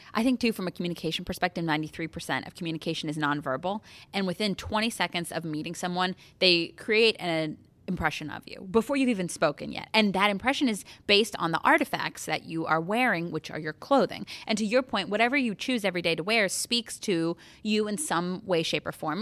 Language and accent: English; Connecticut, United States; also born or lived in New York; now in Columbus, United States; I'm from Connecticut, went to school in New York.